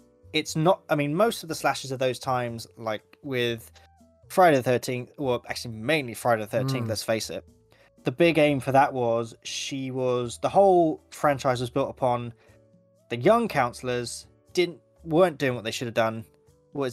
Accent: United Kingdom; I'm so British.

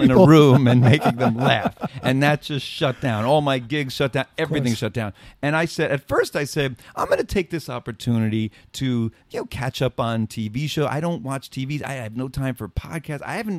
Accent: New York City, New York, United States; moved away; so I grew up in the Bronx, and I understand apartments where if I wanted to get air, it's the fire escape

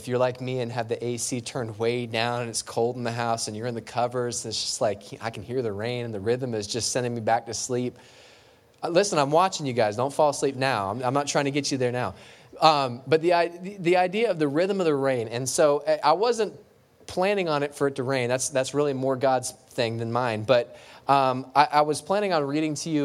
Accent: LaBelle, Florida, United States; I grew up in La Belle, Florida

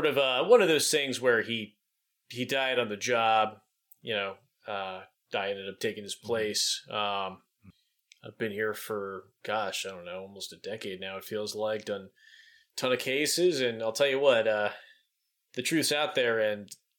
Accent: East Coast, United States; Well, born and raised on the East Coast.

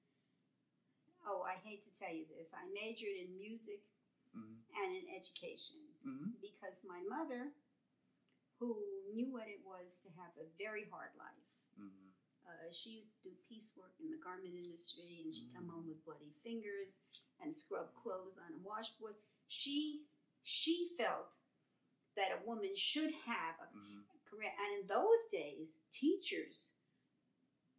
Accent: New York City, New York, United States; I grew up in Brooklyn

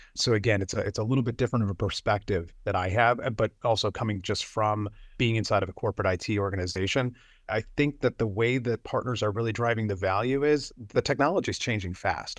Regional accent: Buffalo, New York, United States; I am from Buffalo, New York

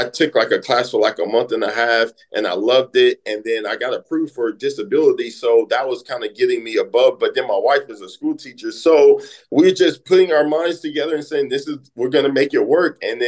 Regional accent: California, United States; now in St. Louis, United States; growing up in California, you have to be a go-getter. Living my life in St. Louis is the show me state.

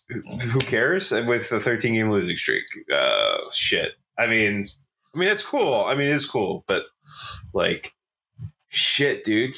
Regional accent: Philadelphia, Pennsylvania, United States; as a Philadelphian

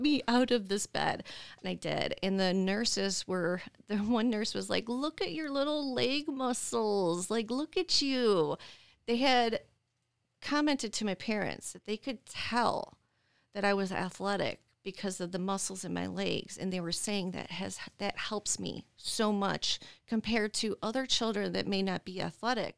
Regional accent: Dearborn Heights, Michigan, United States; moved away as an adult; also born or lived in Las Vegas, Nevada; born and raised in Dearborn Heights, and, um, I left Michigan when I was twenty-five to move to Las Vegas, Nevada

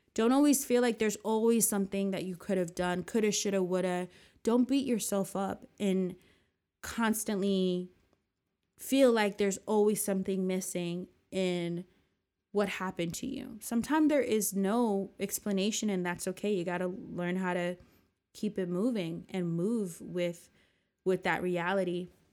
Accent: New Jersey, United States; also born or lived in New York; back in my hometown

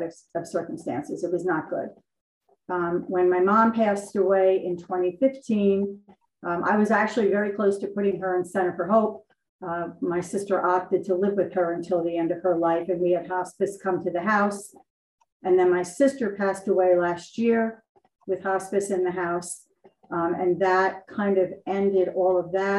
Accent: Clark, United States; moved away as an adult; I decided to come back to my hometown.

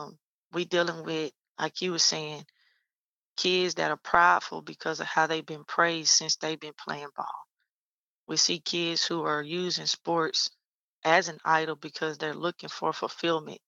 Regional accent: Lufkin, Texas, United States; moved away as an adult; transition me back to my hometown to start my own thing

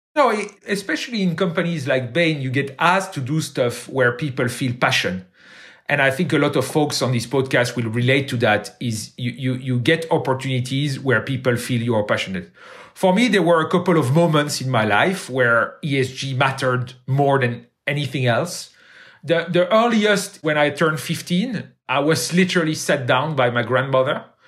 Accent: Brussels, Brussels-Capital Region, Belgium; I grew up in Brussels. I went to high school in Brussels, and I went to university in Brussels

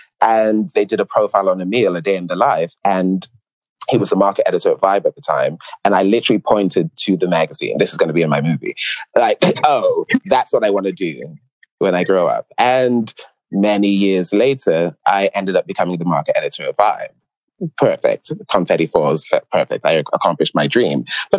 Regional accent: New York, United States; born there; also born or lived in London; Yes, I was living in London, but I was born in New York.

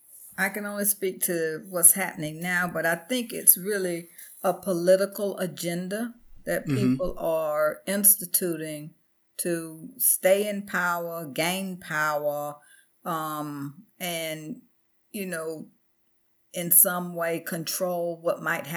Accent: the South, United States; I grew up in the South.

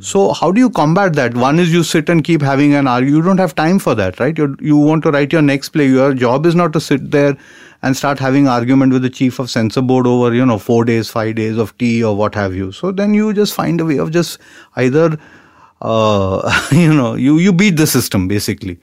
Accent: India; we are Indian society

